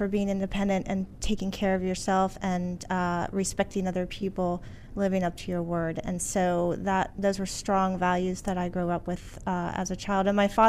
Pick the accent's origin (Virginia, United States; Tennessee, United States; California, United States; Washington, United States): Virginia, United States; Alexandria; Alexandria, Virginia.